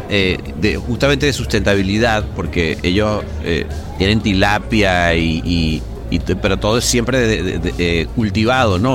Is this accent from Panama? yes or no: no; Venezuela; yo soy venezolano